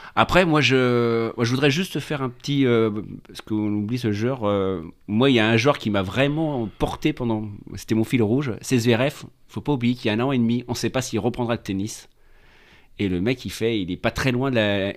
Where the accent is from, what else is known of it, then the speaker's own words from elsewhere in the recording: France; on est des Français